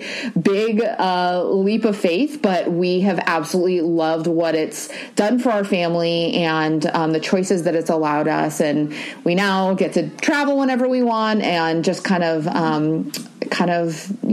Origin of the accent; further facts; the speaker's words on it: Newport Beach, California, United States; We live in Newport Beach, California. I was born and raised here